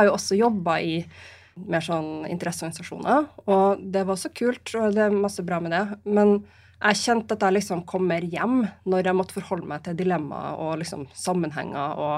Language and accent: Norwegian; Trondheim, Trøndelag, Norway; also born or lived in Bodø; now in Oslo, Norway; Jeg kommer jo fra Trondheim og Bodø, bruker jeg å si. Så har jeg bodd et par andre steder også, men det er liksom der, der jeg har mest tilhørighet.